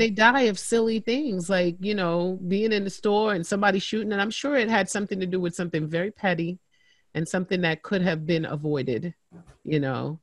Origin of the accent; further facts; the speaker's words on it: Midwest, United States; I'm from the Midwest